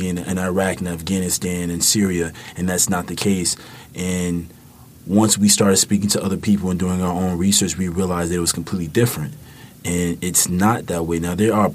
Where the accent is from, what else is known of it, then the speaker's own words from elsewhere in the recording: Chicago, Illinois, United States; moved away; growing up in the South Side of Chicago